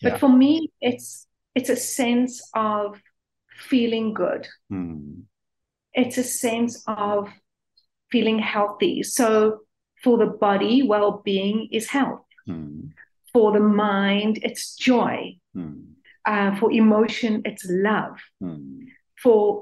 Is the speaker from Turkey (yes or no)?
no; South Africa; I'm South African.